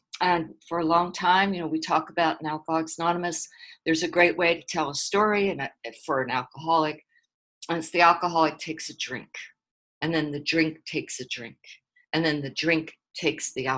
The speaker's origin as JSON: {"language": "English", "town": "Philadelphia", "region": "Pennsylvania", "country": "United States", "tie": "born or raised there", "moved": "yes", "lives_now": "Dallas, United States", "said": "I grew up on the East Coast. I grew up in a rough little neighborhood called South Philly"}